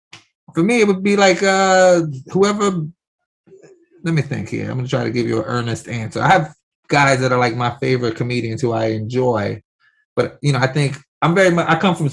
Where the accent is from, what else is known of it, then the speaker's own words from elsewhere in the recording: New York City, New York, United States; I grew up in New York City